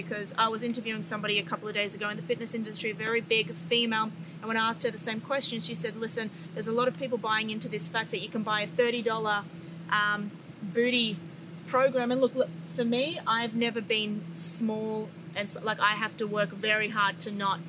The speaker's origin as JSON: {"language": "English", "country": "Australia", "tie": "born or raised there", "moved": "yes", "lives_now": "United States", "said": "I'm from Australia, born and raised."}